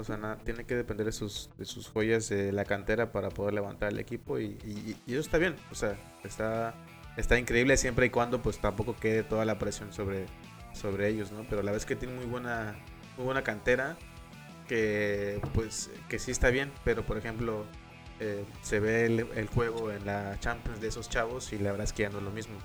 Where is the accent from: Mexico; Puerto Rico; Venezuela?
Mexico; soy mexicano